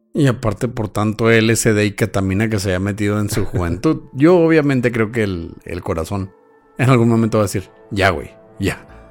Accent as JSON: {"language": "Spanish", "region": "Chihuahua", "country": "Mexico", "said": "somos chihuahuenses"}